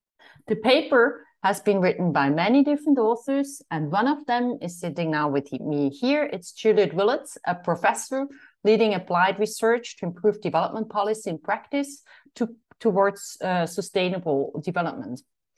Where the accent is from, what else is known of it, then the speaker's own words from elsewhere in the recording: Eerbach, Switzerland; I'm from Eerbach, Switzerland.